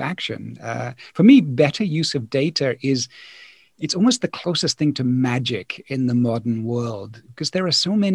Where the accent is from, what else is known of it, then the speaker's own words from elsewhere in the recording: Poole, South West England, United Kingdom; moved away as an adult; also born or lived in Hong Kong / New Zealand / Paris, France; now in France; I grew up in Poole, in Dorset, and did all of my studies in the UK